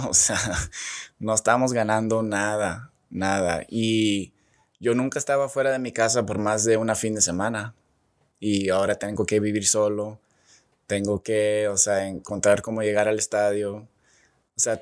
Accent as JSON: {"language": "Spanish", "country": "Mexico", "said": "Y pues ahí empecé la plática que pues que sí soy mexicano, bueno, pocho, pero o sea, sí puedo jugar como mexicano"}